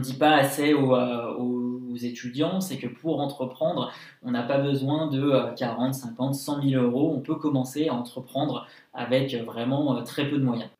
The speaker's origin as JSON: {"language": "French", "town": "Lyon", "region": "Auvergne-Rhône-Alpes", "country": "France", "also_born_or_lived": "Paris / New York", "said": "j'ai 25 ans, je suis lyonnais"}